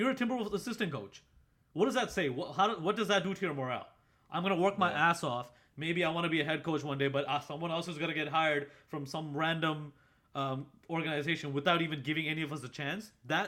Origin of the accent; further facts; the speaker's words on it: Boston, Massachusetts, United States; Screw the Celtics, bro. We're from Boston.